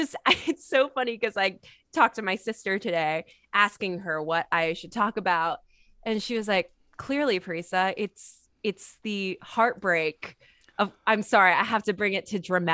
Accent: Bay Area, California, United States; moved away as an adult; now in Los Angeles, United States; So I'm originally from the Bay Area.

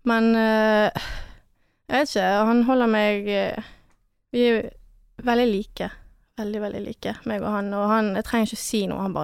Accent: Chamonix, Auvergne-Rhône-Alpes, France; now in Norway; Altså, vi er fra Chamonix, det er med Alpene, liten landsby.

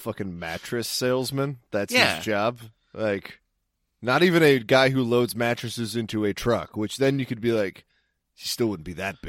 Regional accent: New York City, New York, United States; I'm from Brooklyn. I'm from Park Slope.

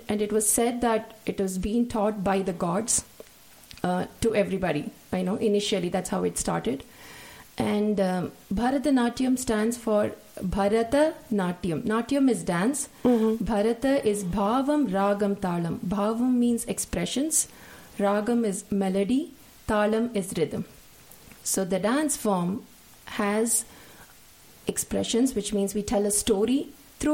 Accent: India; moved away as an adult; I learned from a teacher in India

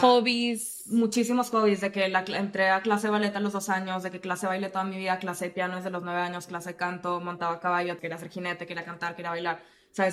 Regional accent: Monterrey, Nuevo León, Mexico; yo que crecí en Monterrey

